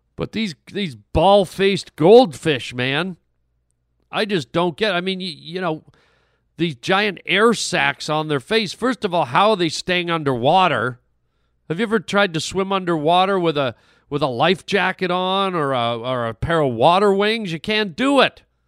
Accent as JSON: {"language": "English", "country": "Canada", "tie": "born or raised there", "also_born_or_lived": "Germany", "moved": "yes", "said": "I grew up in Canada and, and French was mandatory, and I lived in Germany for a, a wh-, a while"}